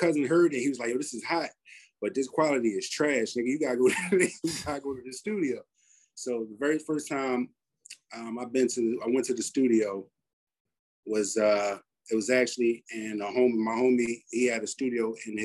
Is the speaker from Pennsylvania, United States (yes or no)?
yes; Philadelphia, Pennsylvania, United States; I was born in North, pretty much Mansion on Napa Street, raised in West, Overbrook.